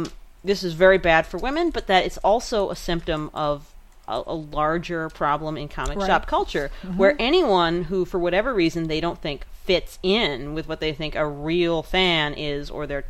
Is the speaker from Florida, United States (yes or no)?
no; Pennsylvania, United States; now in New York, United States; partly in my hometown of Pennsylvania